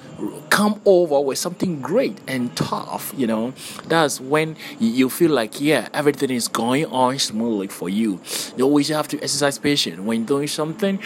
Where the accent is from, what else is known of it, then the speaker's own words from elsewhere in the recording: Ghana; I'm Ghanaian